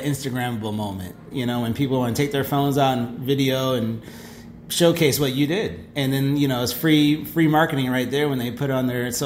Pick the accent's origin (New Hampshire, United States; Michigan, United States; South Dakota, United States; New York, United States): Michigan, United States; Ann Arbor; also born or lived in Tampa, Florida / Orlando, Florida; now in St. Louis, United States; I'm originally from Michigan. So I'm from the Midwest